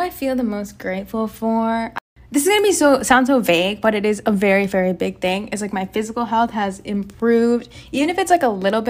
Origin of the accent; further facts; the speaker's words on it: Texas, United States; born there; So I was born in Texas and I was born to the parents of Saravanan and Vasudha.